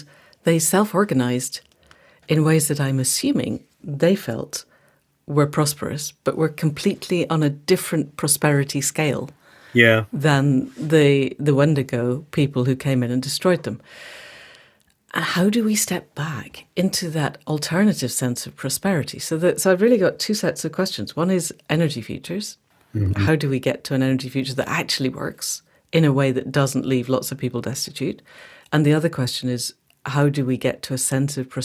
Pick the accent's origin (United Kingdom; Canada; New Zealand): United Kingdom; Scotland; I speak as a Scot